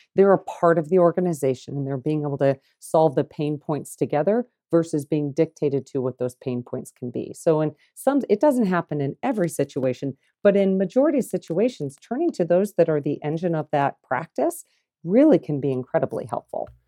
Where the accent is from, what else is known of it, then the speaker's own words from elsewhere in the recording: Des Moines, Iowa, United States; moved away as an adult; now in Kansas City, United States; growing up in Iowa, in the city, Des Moines